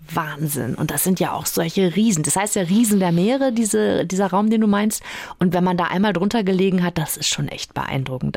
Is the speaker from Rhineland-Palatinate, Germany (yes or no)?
no; Western Pomerania, Mecklenburg-Vorpommern, Germany; bei uns in Vorpommern